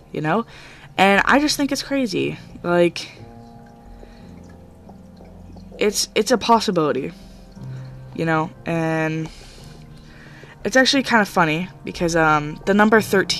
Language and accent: English; United States; I'm from the United States.